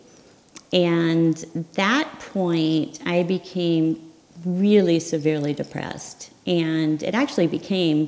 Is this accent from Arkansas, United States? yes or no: yes; Arkansas, United States; I grew up in Arkansas